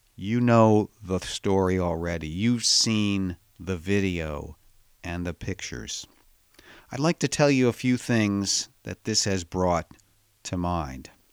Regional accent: Chicago, Illinois, United States; I was born in the middle of this country in Chicago

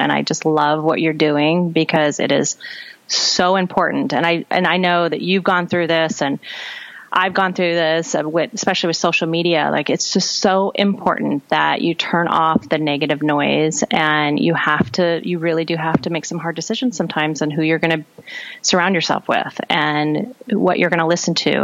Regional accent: South Dakota, United States; moved away; I grew up in South Dakota and I'm a third and um, third and fourth generation South Dakotan

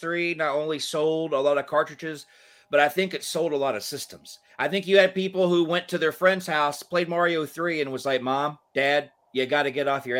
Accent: Georgia, United States; I grew up in Georgia, We had the Atlanta Flames for a little bit, and then they moved to Calgary.

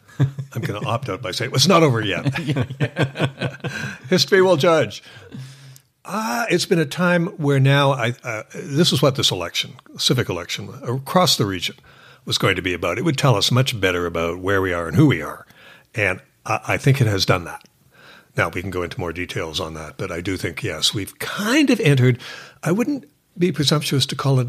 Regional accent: Victoria, British Columbia, Canada; now in Vancouver, Canada; Victoria. So I'm a Canadian who's moved east.

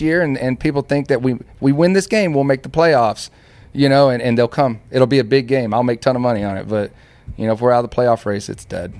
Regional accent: Dallas, Texas, United States; I'm from Dallas

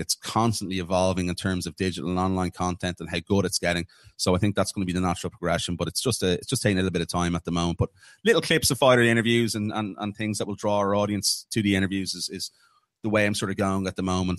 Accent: Ireland; being an Irishman

